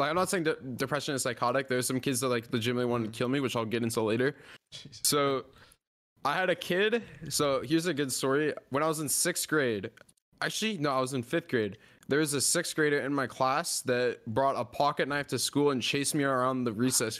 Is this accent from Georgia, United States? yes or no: yes; Atlanta, Georgia, United States; born there; But I was born in Atlanta, actually.